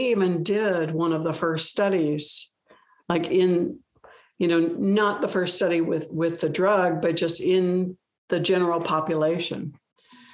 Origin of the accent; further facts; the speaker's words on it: Omaha, Nebraska, United States; moved away as an adult; I grew up in Omaha, Nebraska